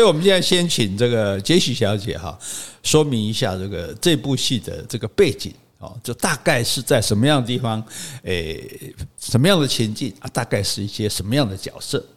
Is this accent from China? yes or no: no; Taiwan; 我们台湾人